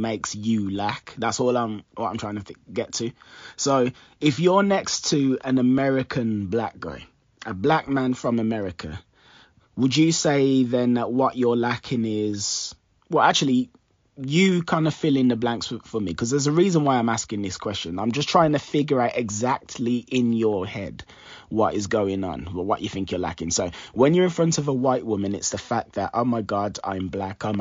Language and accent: English; Jamaica; I'm Jamaican